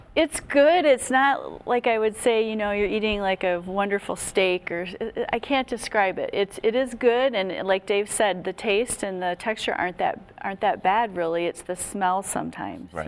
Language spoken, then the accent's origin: English; Wisconsin, United States; moved away; I'm from Wisconsin originally